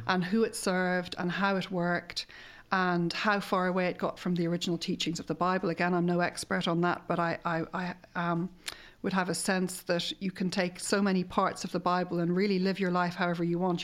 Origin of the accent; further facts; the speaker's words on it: Ireland; we struggle with as an Irish nation